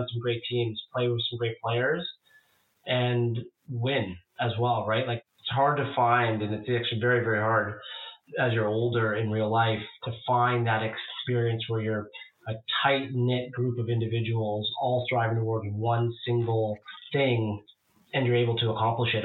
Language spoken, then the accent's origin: English; Vancouver, British Columbia, Canada; also born or lived in Toronto, Ontario / Burnaby; I'm from Vancouver and was traded at the trade deadline to my hometown